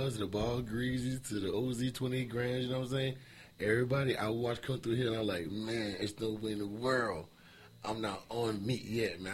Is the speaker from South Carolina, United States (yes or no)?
yes; South Carolina, United States; I'm from Carolina South